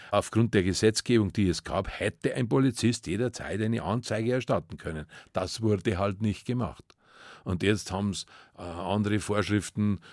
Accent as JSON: {"language": "German", "town": "Munich", "region": "Bavaria", "country": "Germany", "tie": "born or raised there", "said": "Ich war in München, ich bin in München und ich bleibe in München. Das ist meine Heimat"}